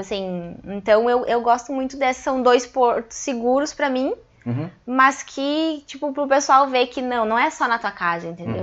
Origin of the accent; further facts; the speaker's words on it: Passo Fundo, Rio Grande do Sul, Brazil; also born or lived in Cachoeirinha; eu sou natural de Cachoeirinha. Com três anos fui para Passo Fundo e aí fiquei lá.